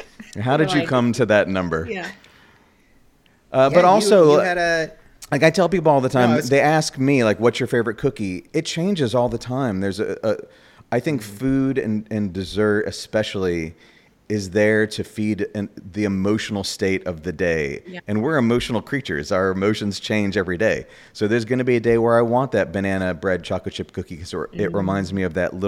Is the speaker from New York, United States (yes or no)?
yes; New York, United States; now in Orlando, United States; I'm from New York originally